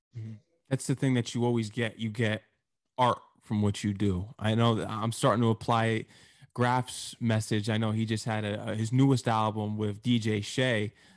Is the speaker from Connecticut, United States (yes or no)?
yes; Connecticut, United States; I'm from Connecticut